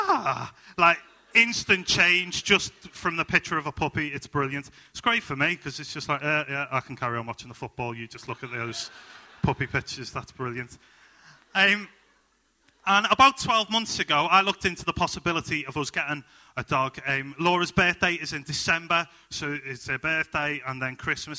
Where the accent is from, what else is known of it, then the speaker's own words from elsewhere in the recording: Liverpool, North West England, United Kingdom; moved away as an adult; now in Halesowen, United Kingdom; I'm originally from Liverpool. My wife and I, we moved into Halesowen in the past 12 months